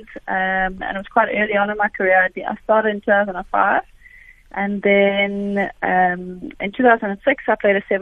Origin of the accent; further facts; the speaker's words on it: South Africa; being South African